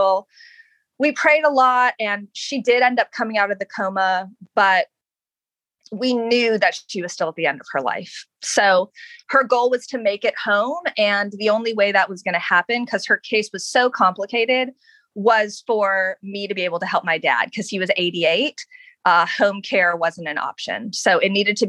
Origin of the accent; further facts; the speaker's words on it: Honolulu, Hawaii, United States; also born or lived in Los Angeles; now in Northern Virginia, United States; I'm from Honolulu